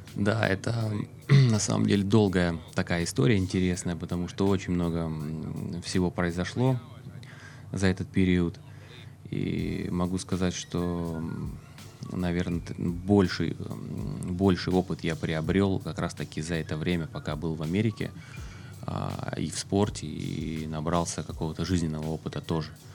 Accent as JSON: {"language": "Russian", "country": "Russia", "said": "я никогда не скрывал свою национальность, да, я русский, я горжусь этим"}